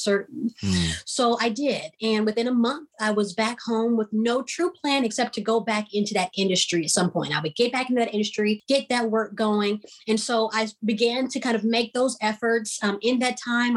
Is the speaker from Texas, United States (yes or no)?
yes; Houston, Texas, United States; also born or lived in East Coast; I'm from Houston